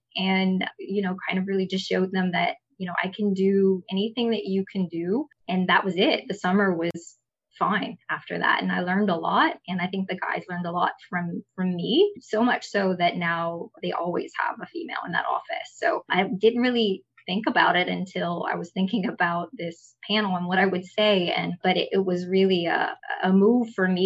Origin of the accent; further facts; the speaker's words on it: Kaplan, Louisiana, United States; In Kaplan, which is my hometown